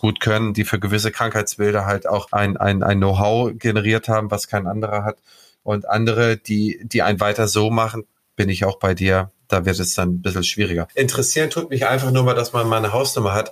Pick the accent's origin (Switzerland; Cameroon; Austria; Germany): Germany; Schleswig-Holstein; ich bin hier als Holsteiner